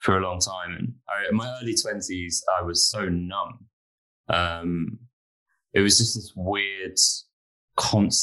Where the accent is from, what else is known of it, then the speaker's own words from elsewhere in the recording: London, United Kingdom; I grew up in London